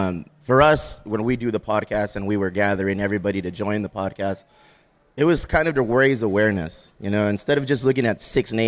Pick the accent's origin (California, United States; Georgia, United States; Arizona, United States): California, United States; Chula Vista; we're from Chula Vista and stay one. So and we hang our hat on that. We're very prideful of being from Chula Vista.